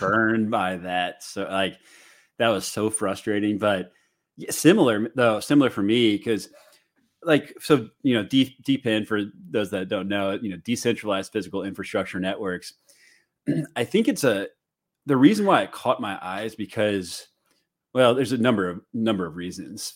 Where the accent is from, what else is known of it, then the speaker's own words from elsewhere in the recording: St. Louis, Missouri, United States; now in Chicago, United States; I'm from Saint Louis. I live in Chicago now